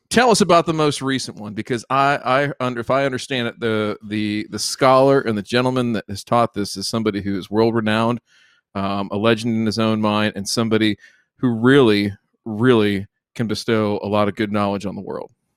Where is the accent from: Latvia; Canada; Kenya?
Canada; I'm from Canada